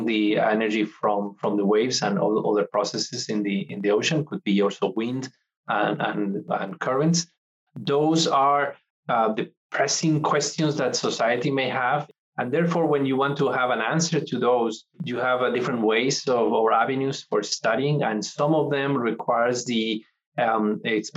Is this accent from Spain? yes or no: yes; Santander, Cantabria, Spain; also born or lived in Mexico / Netherlands; now in Corvallis, United States; my hometown, Santander, in Spain.